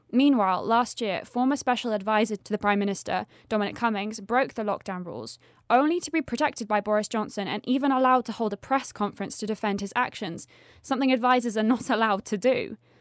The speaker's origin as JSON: {"language": "English", "region": "England", "country": "United Kingdom", "tie": "born or raised there", "moved": "yes", "said": "my home country, the United Kingdom"}